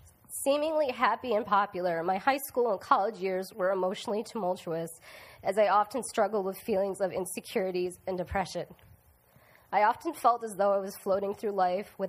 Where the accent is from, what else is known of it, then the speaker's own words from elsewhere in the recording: United States; also born or lived in Korea / upstate New York / Rhode Island; I spent my childhood growing up in upstate New York and Rhode Island with two younger brothers who were not adopted